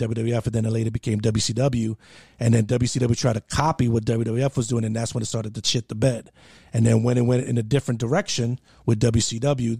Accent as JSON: {"language": "English", "region": "New York", "country": "United States", "tie": "born or raised there", "moved": "yes", "said": "I grew up in New York."}